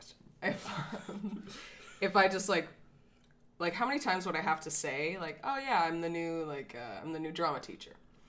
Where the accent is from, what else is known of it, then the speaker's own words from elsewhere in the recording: Prince George, British Columbia, Canada; I'm coming from city, I guess. It's called the City of Prince George in central British Columbia. The central interior.